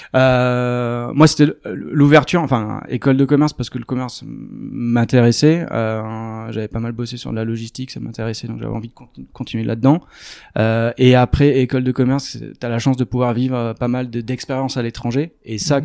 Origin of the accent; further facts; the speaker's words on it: Arcachon Basin, Nouvelle-Aquitaine, France; je suis originaire du bassin d'Arcachon